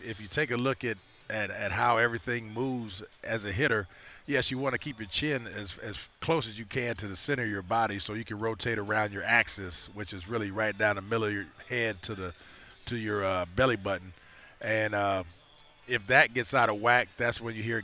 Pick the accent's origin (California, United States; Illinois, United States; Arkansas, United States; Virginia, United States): California, United States; Los Angeles; now in Chicago, United States; growing up in Los Angeles